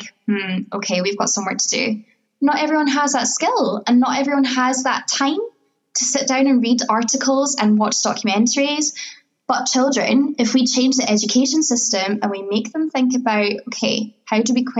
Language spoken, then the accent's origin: English; Scotland, United Kingdom; I was born here